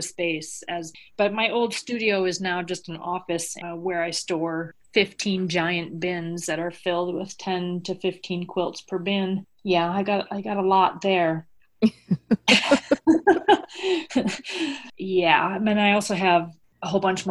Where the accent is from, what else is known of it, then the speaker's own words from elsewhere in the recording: Midwest, United States; now in New York City, United States; I love being back in the Midwest with all my people out there